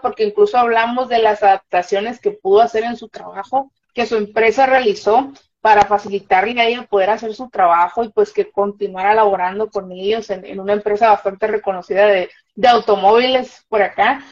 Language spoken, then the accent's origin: Spanish; Mazatlán, Sinaloa, Mexico; yo soy de la ciudad de Mazatlán, Sinaloa, aquí por los Mazatlanes